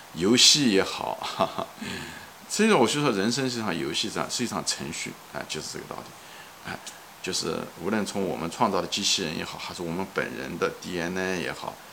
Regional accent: China; now in Long Island, United States; 我是个中国人，我是在美国，我是个华人，我是在长岛

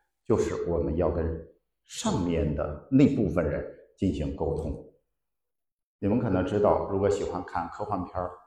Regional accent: Sichuan, China; 我们四川人喜欢吃脑花

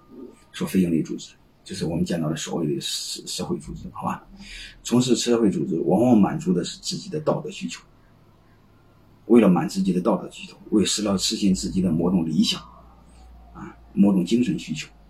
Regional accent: Hubei, China; 我是湖北人，说句心里话，不想让你们捐，你们可以卖给我们

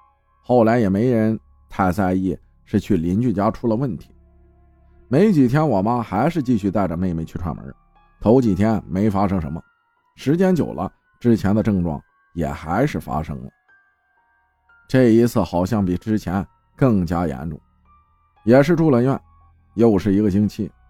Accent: Yunnan, China; 我们是云南人，苗族，苗族的下蛊是出了名的。

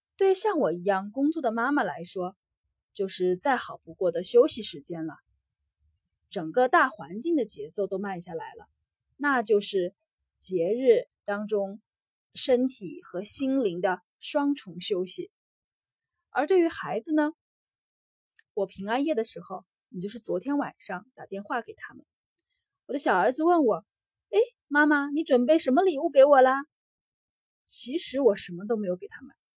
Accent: China; moved away as an adult; now in Singapore; 像我这种从小在中国长大，从小在中国受教育的

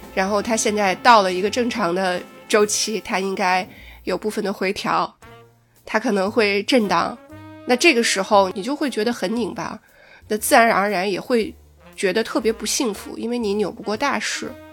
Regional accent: China; 我们中国人

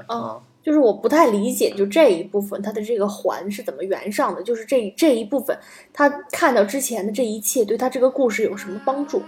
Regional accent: China; 我作为一个中国人

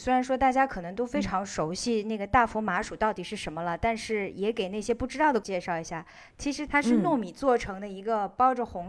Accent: Shanghai, China; now in Netherlands; 它跟我小时候在上海吃的一种点心特别的像

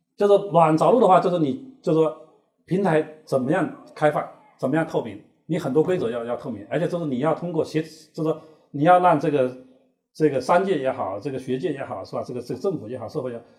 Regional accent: China; 我们中国人

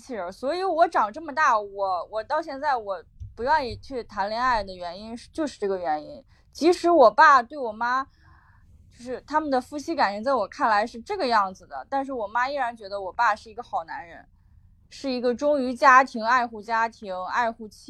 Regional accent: North China, China; 我从我的小时候在北方，我大学在北方，在东北，然后。现在又回到山东，就一直在北方这个环境下

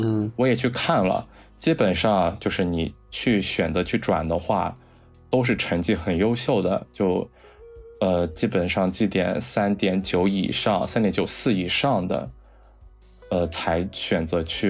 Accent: Yueqing, Zhejiang, China; 我老家就是乐清第三人民医院

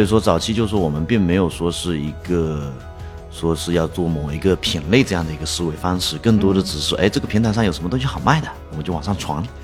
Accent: Dongyang, Zhejiang, China; also born or lived in Yiwu; now in Hangzhou, China; 回到义乌的老家，啊，东亚那边

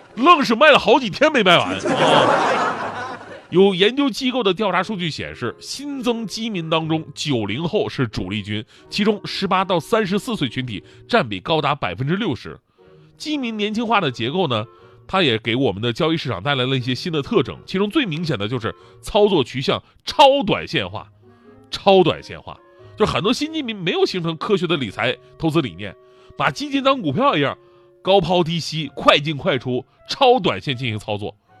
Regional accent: Changchun, Jilin, China; 我斥资在我们家乡吉林长春开了一个卖红酒的酒庄

